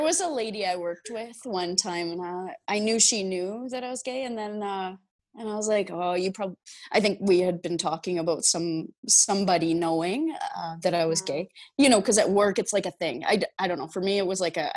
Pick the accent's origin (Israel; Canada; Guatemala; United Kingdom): Canada; Abbey, Saskatchewan; I originate from Saskatchewan in Canada uh, from a small town called Abbey, and I'm a oh, farm girl